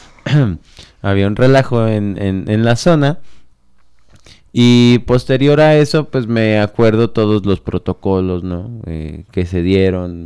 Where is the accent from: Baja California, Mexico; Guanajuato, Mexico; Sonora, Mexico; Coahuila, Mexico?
Guanajuato, Mexico; Celaya; Yo soy celayense. Cajetero. De, cajetero, de 27 años. Crecí viendo al Atlético